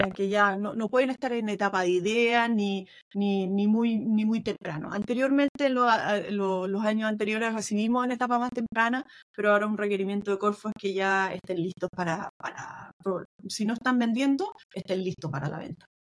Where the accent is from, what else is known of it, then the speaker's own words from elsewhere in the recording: Chile; now in Boston, United States; una típica cosa que a todos los chilenos nos cuesta mucho. Muchos de nosotros entendemos súper bien el inglés